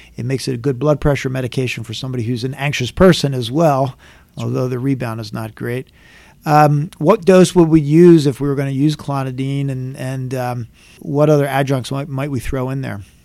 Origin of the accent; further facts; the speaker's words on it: Philadelphia, Pennsylvania, United States; I grew up in Philadelphia, in, in Philadelphia area